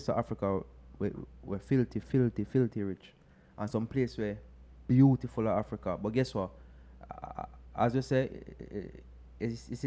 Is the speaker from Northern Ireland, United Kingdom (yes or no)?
no; London, United Kingdom; I'm from London, yeah? Brixton